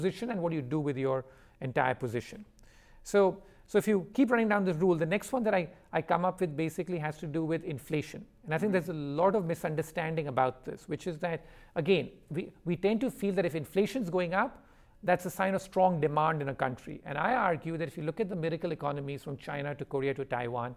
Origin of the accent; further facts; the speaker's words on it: India; my origins, which I come from India